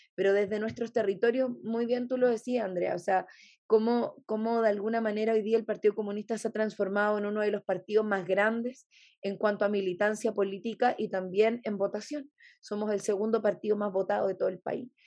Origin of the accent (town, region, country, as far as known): Chile